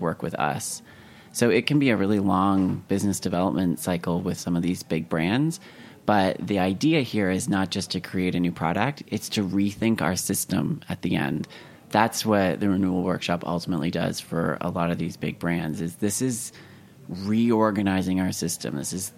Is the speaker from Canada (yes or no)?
yes; Canada; moved away as an adult; now in United States; I'm originally from Canada, the fact that I left Canada to go move to the US